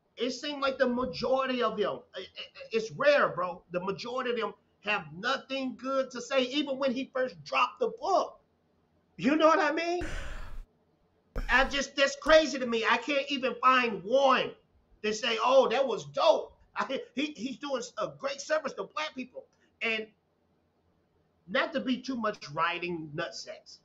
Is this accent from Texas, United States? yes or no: yes; a small town in Texas, United States; I'm from Texas, man. Uh, from a, a, small town in Texas, and I had uh, a father, I had a mother, I had grandparents